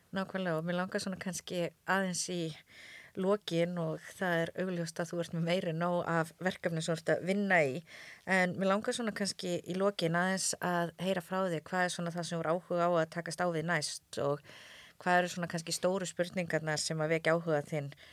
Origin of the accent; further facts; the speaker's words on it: Höfn, Eastern Region, Iceland; ég er þetta frá Hortnafyrði